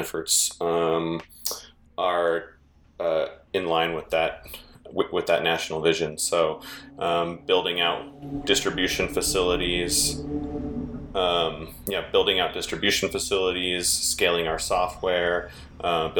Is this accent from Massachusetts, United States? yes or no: no; the Bay Area, California, United States; moved away as an adult; also born or lived in San Francisco; now in Reno, United States; I'm from the Bay Area and moved to Reno, Nevada